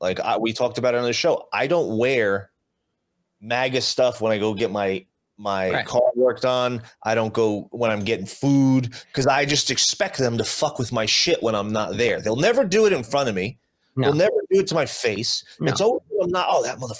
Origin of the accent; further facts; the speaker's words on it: New Jersey, United States; now in Las Vegas, United States; growing up on the East Coast, growing up in New Jersey